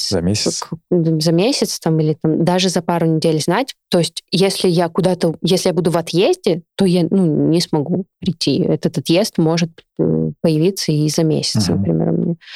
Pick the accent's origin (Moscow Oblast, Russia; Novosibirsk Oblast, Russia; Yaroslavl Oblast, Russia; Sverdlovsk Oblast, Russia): Novosibirsk Oblast, Russia; Novosibirsk; Я из Академгородка. Я жила в лесу 23 года.